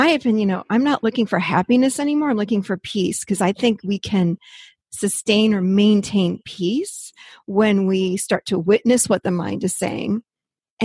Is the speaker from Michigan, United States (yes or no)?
no; Rochester, New York, United States; moved away as an adult; now in Nashville, United States; I'm actually born and raised in Rochester, New York, up North